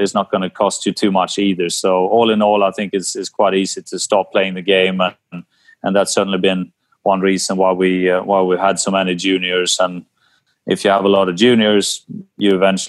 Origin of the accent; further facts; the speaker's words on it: Sweden; growing up in Sweden